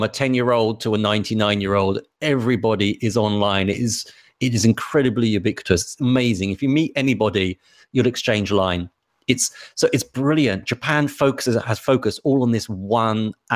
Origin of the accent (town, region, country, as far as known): England, United Kingdom